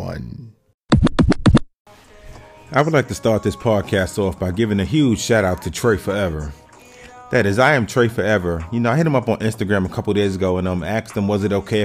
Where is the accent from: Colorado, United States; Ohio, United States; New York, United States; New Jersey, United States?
New York, United States; New York City; I'm from New York City, so I might talk about things that happen in, like, my city, which is the Bronx